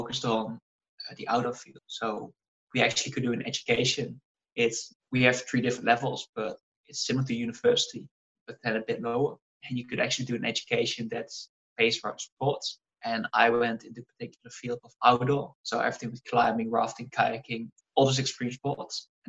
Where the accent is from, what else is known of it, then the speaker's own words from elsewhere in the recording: Netherlands; from the Netherlands, right bottom corner, little village, grew up doing a lot of sports